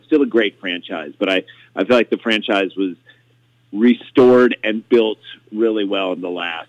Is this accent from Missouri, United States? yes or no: yes; St. Louis, Missouri, United States; Oh, okay, so, we grew up in St. Louis. Grew up in the suburbs of St. Louis. Huge Cardinals fans. Grew up in the 80s, so, you know, we were little kids in the 70s